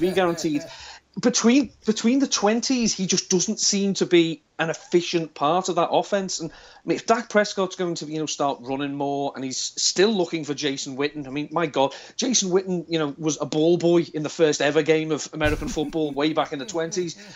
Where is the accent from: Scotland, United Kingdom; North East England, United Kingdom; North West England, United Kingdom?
North West England, United Kingdom; Liverpool; accent: Scouse; I'm from Liverpool, but I don't have the classic Scouse accent, as it were. But the further away from Liverpool I get, the more Scouse I sound.